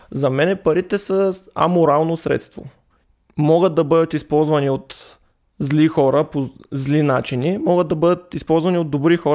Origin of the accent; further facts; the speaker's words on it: Stara Zagora, Stara Zagora Province, Bulgaria; Ами от моят роден край в Стара Загора са неолитните жилища, които са на 8000 години поне.